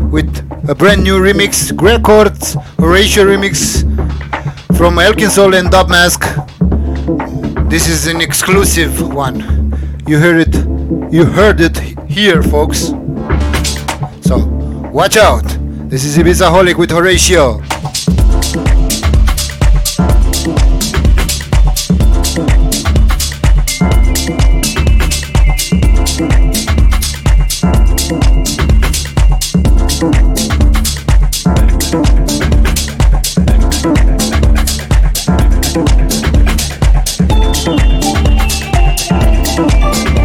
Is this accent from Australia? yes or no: no; Baku, Azerbaijan; here in Baku, in my hometown